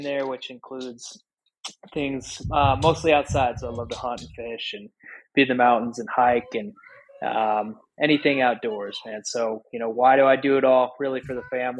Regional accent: Sheridan, Wyoming, United States; moved away as an adult; my hometown of Sheridan, Wyoming

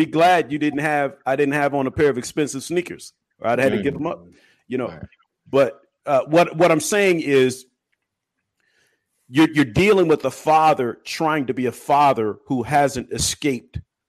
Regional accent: Illinois, United States; moved away; also born or lived in Los Angeles / Atlanta; when I moved to LA before I became a LA, I grew up in Illinois.

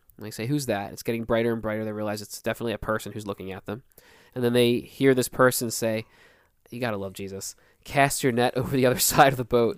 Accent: Philadelphia, Pennsylvania, United States; we're from Philly.

